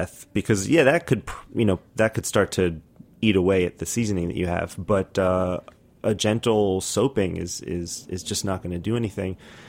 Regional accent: New York City, New York, United States; I'm from Brooklyn.

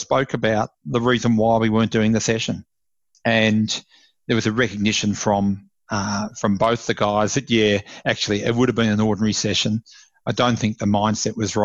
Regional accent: Ballarat, Victoria, Australia; moved away; also born or lived in Melbourne; I'm originally from Ballarat in Victoria, and moved to Melbourne

